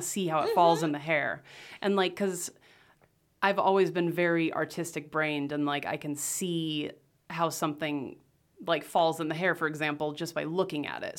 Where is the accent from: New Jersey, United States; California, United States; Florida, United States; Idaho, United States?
Idaho, United States; Rathdrum; also born or lived in Las Vegas, Nevada; I grew up in Rathdrum, went to Lakeland